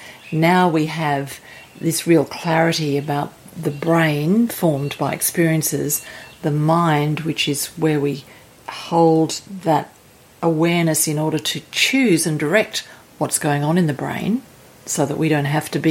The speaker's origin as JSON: {"language": "English", "town": "Sydney", "region": "New South Wales", "country": "Australia", "moved": "yes", "said": "I'm from Sydney, Australia"}